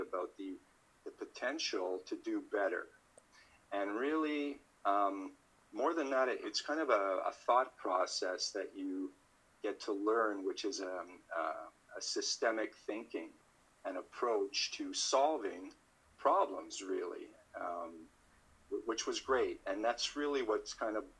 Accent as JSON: {"language": "English", "town": "Montreal", "region": "Quebec", "country": "Canada", "tie": "born or raised there", "moved": "yes", "lives_now": "Toronto, Canada", "said": "I grew up in Montreal in the French part of Canada, and now I live in Toronto"}